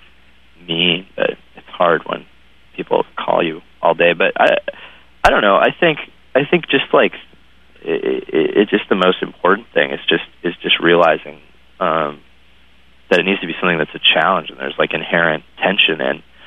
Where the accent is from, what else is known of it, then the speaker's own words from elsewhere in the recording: Waterville, Maine, United States; I grew up in a small town, and there were, like, very sort of well known families that just had, like, tons of people in the family, and they were. You know, I was from Waterville, Maine